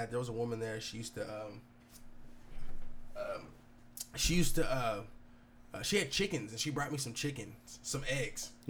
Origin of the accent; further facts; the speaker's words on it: United States; I'm too American for that shit, bro.